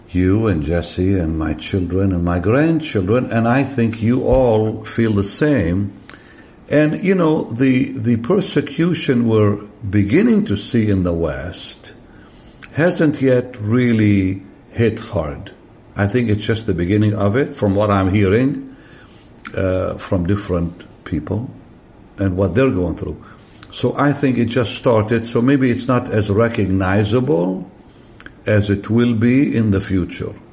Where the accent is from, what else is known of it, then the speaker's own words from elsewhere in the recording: Israel; English is a second language; we grew up in Israel in a, in a very innocent way. We didn't have internet.